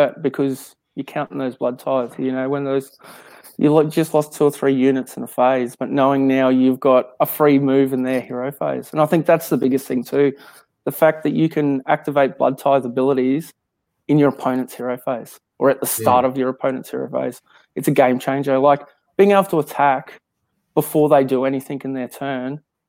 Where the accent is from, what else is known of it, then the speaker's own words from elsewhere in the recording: Queensland, Australia; I don't class myself as an Aussie. I'm a Queenslander